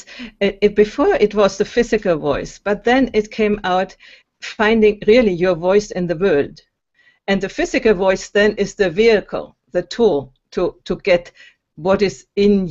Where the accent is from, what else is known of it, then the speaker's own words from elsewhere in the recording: Germany; moved away as an adult; also born or lived in Berlin, Germany; now in Italy; I'm from Germany, and I grew up in Germany and went to university in Berlin